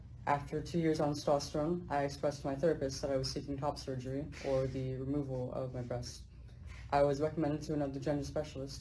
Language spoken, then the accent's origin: English; Central Valley, California, United States; I'm from the Central Valley of California